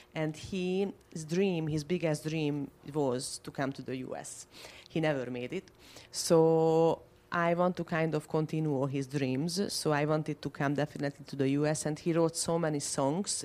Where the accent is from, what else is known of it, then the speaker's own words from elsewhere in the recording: Budapest, Hungary; moved away as an adult; now in Florida, United States; I am from Hungary, from Budapest. I moved to the US uh, last year